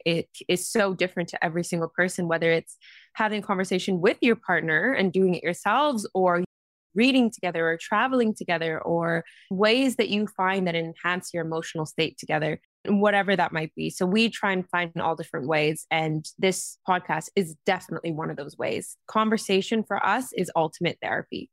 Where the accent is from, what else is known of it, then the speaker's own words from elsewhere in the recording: Vancouver, British Columbia, Canada; moved away; Grew up on the west coast of Canada in a city called Vancouver